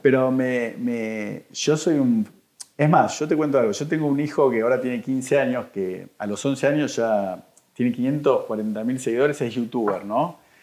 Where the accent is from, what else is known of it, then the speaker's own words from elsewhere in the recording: Argentina; a mí como argentino